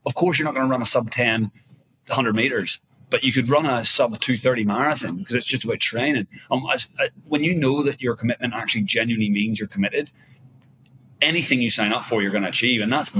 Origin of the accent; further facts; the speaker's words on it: Ireland; You know, I'm Irish, obviously, but I've been living in Asia for 15 years.